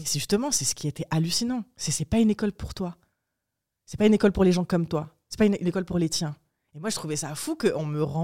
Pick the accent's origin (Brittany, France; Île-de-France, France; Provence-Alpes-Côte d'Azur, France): Provence-Alpes-Côte d'Azur, France; Apt; also born or lived in Morocco; des deux quartiers populaires, donc Saint-Michel et Saint-Joseph, dont je venais, d'Apt